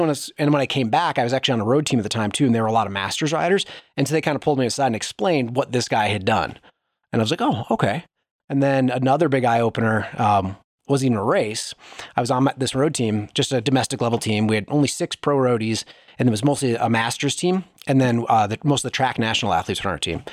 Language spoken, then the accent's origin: English; Wisconsin, United States; I grew up in Wisconsin